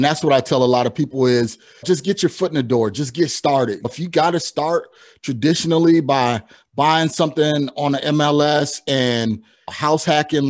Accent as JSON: {"language": "English", "town": "Chicago", "region": "Illinois", "country": "United States", "said": "we're actually both from Chicagoland, not knowing, but somehow we're rocking NYC today. And it wasn't planned, believe me. So being from the Midwest and transitioning here to the Southwest"}